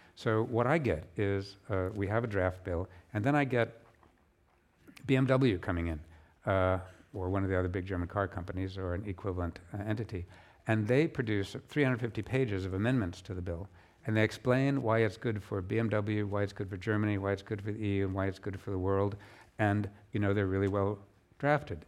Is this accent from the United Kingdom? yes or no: yes; United Kingdom; my home country of the U K